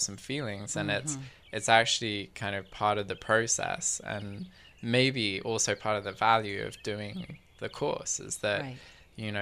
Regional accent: England, United Kingdom; now in Victoria, Canada; I grew up in England

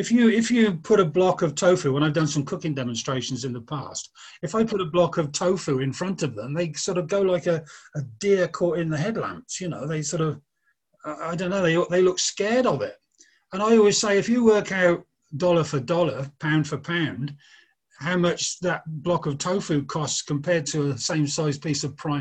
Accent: Oxford, South East England, United Kingdom; moved away; My mother got a job working in Oxford, where I'm from.

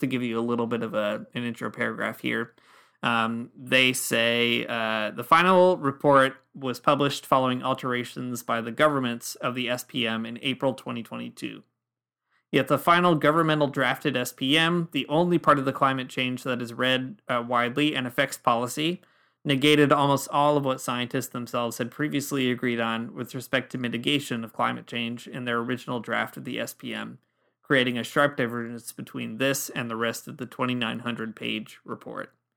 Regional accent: Michigan, United States; now in Ontario, Canada; I grew up in Michigan

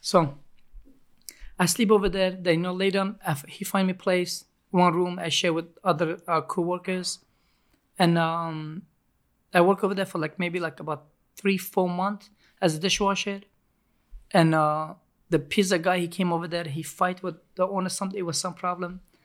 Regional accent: Turkey; English is a second language; also born or lived in Montreal, Canada; now in New York, United States; I grew up in Ca, uh, Turkey

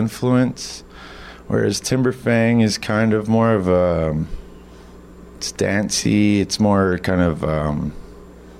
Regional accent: Siksika Nation, Alberta, Canada; we're from Siksika Nation, Alberta

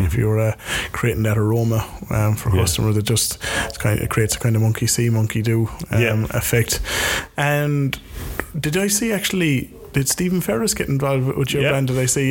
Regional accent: Cork, Munster, Ireland; I said I was from Cork

